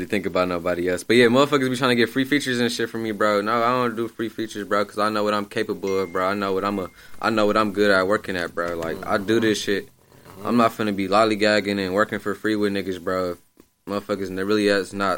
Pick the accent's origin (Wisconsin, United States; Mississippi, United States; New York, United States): Wisconsin, United States; Milwaukee; I'm from Milwaukee